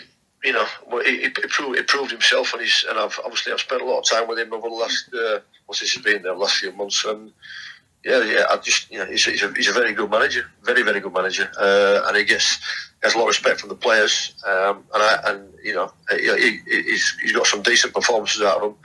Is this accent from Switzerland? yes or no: no; Yorkshire and the Humber, United Kingdom; moved away; I grew up in Yorkshire